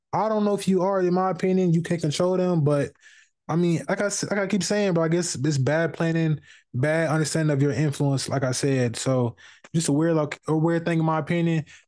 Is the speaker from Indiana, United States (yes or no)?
yes; Indianapolis, Indiana, United States; I'm from the West Side of Indianapolis.